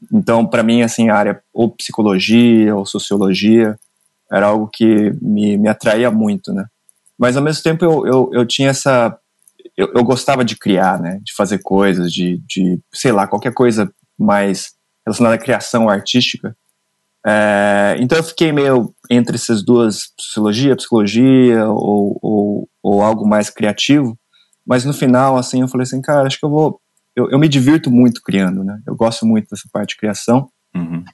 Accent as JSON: {"language": "Portuguese", "town": "Mogi das Cruzes", "region": "São Paulo", "country": "Brazil", "tie": "born or raised there", "said": "eu nasci em Mogi das Cruzes"}